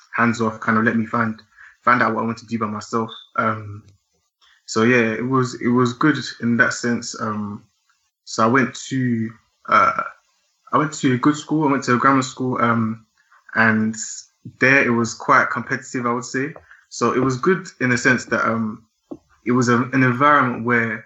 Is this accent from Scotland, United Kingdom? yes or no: no; Essex, East of England, United Kingdom; also born or lived in London; I was born in London, but I grew up in Essex. I went to school in Essex, just outside of London